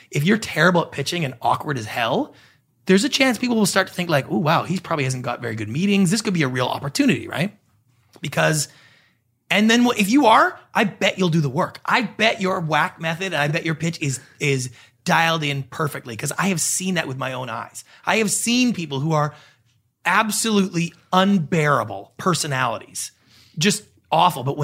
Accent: Canada; moved away as an adult; now in Los Angeles, United States; I'm a Canadian.

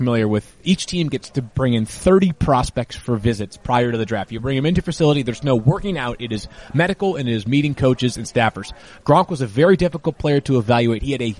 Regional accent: Massachusetts, United States; I grew up in Massachusetts

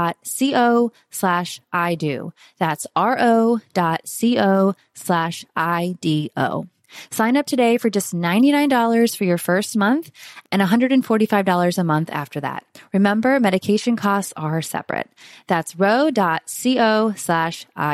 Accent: Florida, United States; accent: Southern; Was born and raised in Florida

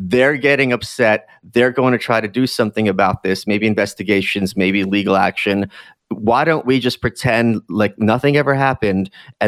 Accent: New York, United States; Like, of what relevance is that to me as a New Yorker if literally everyone in Oklahoma is murdering each other

